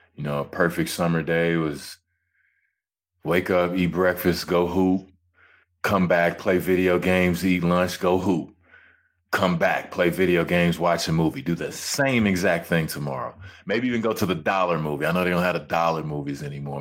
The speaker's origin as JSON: {"language": "English", "town": "Hutchins", "region": "Texas", "country": "United States", "tie": "born or raised there", "also_born_or_lived": "Georgia / Toronto", "moved": "as an adult", "said": "I come from Hutchins, Texas, of course. It started out on the concrete, playing with my friends"}